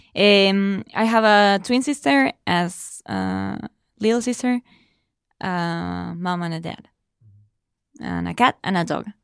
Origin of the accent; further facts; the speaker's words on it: Argentina; first language Spanish; English is a second language; moved away as an adult; I studied English, uh, for a long time back in Argentina